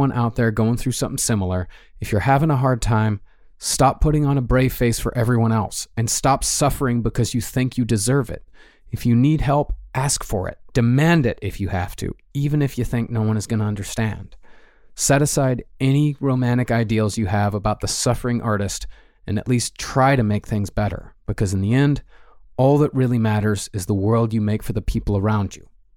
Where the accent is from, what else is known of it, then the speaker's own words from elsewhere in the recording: Texas, United States; I grew up in Texas